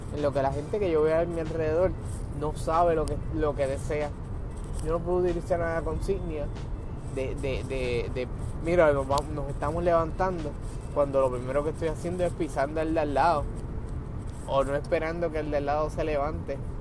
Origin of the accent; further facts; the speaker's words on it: Puerto Rico; mi pueblo, para levantar a mi país